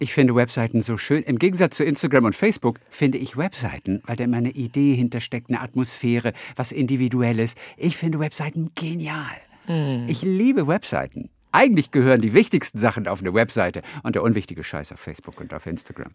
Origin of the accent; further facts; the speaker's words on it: Northern Germany, Germany; ich bin Norddeutscher.